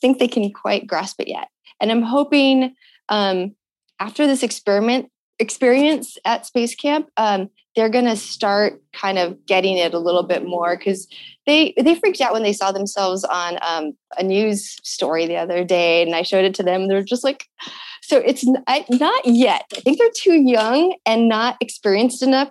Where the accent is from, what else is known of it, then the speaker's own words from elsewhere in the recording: Tucson, Arizona, United States; growing up in Tucson and having these big skies